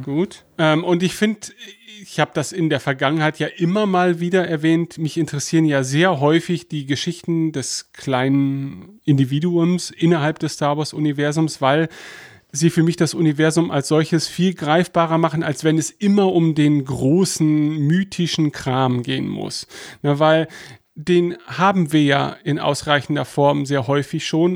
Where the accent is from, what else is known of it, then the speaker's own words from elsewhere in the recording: Germany; als Deutscher